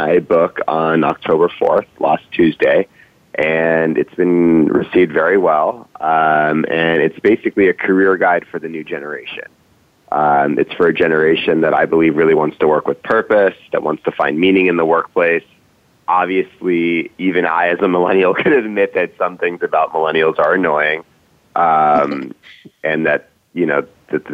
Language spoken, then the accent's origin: English; Cambridge, Massachusetts, United States; I grew up in Cambridge, Massachusetts, outside of Boston